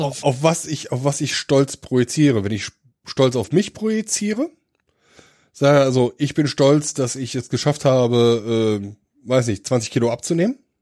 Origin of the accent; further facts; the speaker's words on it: Dillenburg, Hesse, Germany; also born or lived in Donsbach; ich komme aus Dillenburg